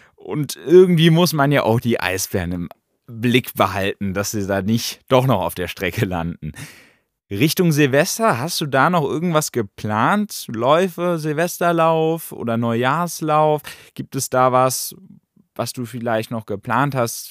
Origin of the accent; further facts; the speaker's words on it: Germany; bei uns in Deutschland